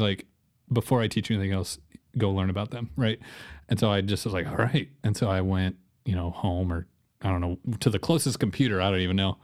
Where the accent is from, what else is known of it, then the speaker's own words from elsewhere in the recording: Joplin, Missouri, United States; also born or lived in Rockford, Illinois; I'm from born in Joplin, was born, uh, in Missouri, um, lived in Rockford, Illinois for a little bit, then moved back to Joplin.